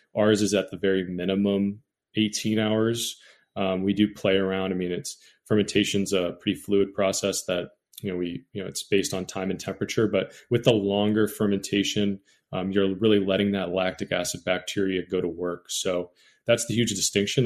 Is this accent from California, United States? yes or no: yes; Bay Area, California, United States; I grew up in the Bay Area, which is the mecca of sourdough